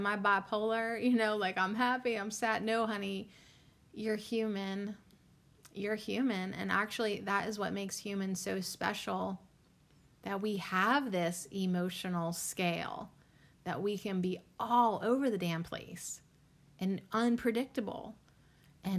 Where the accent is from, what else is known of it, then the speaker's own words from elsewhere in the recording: Western Pennsylvania, United States; I'm from Western Pennsylvania